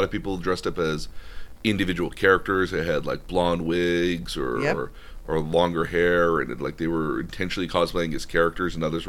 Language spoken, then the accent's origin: English; California, United States